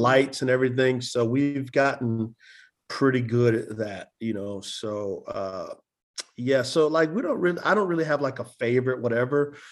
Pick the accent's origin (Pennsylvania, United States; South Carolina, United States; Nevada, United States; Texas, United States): Texas, United States; San Antonio; moved away as an adult; also born or lived in Utah; I'm originally from San Antonio, Texas